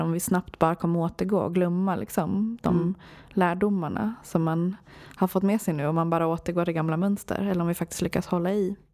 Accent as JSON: {"language": "Swedish", "country": "Sweden", "tie": "born or raised there", "also_born_or_lived": "Sri Lanka"}